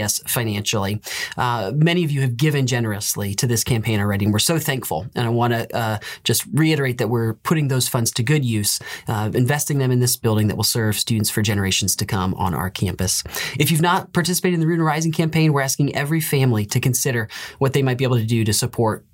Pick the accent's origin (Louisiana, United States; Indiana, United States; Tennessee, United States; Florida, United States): Indiana, United States; moved away; I come from Indiana, where basketball is a big deal.